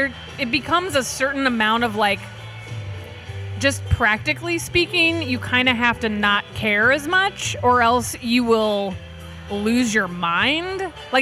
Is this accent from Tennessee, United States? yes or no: no; Austin, Texas, United States; because I'm from Austin, Texas, and I've like saturated the market there